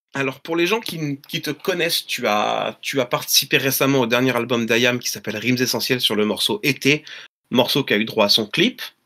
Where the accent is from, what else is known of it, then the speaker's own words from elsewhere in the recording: La Rochelle, Nouvelle-Aquitaine, France; je suis natif de La Rochelle